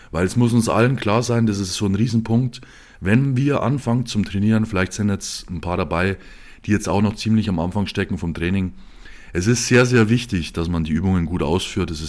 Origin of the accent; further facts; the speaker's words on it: Bavaria, Germany; also ich komme aus Bayern ähm, und da gibt es vier Regionalauswahlen.